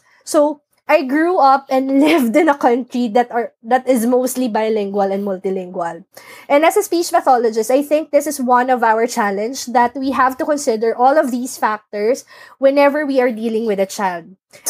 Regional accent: Philippines; I was born and I grew up and lived in the Philippines all my life.

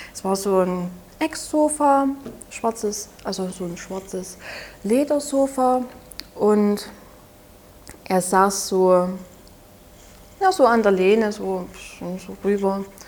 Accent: Saxony, Germany; accent: Saxon; Ich komme ja aus Sachsen, wie man sicherlich etwas merkt an meinem Dialekt

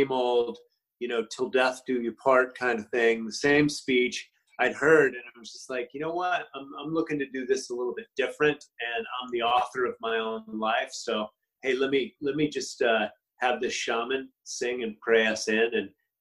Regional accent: United States; also born or lived in Los Angeles; that's my right as an American.

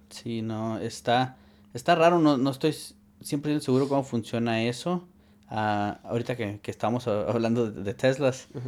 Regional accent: Arizona, United States; also born or lived in California; Y yo crecí viviendo seis meses en Arizona y seis meses en California.

